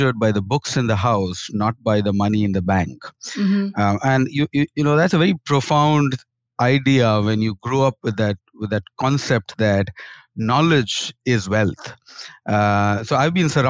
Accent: Kharagpur, West Bengal, India; I grew up in India in a state called West Bengal, and my first school was in a small town called Kharagpur.

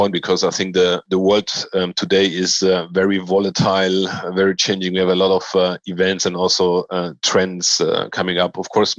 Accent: Poland; now in Germany; And I grew up in Poland and Germany.

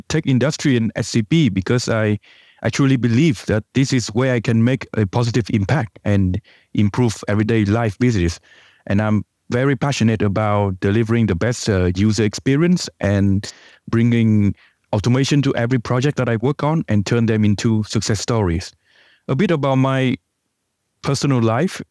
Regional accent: Vietnam; moved away; I come from Vietnam

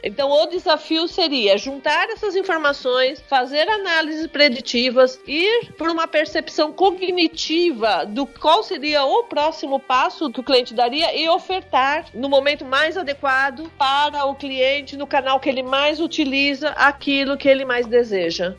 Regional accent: Brazil; esse foi o preço que nós pagamos como brasileiros

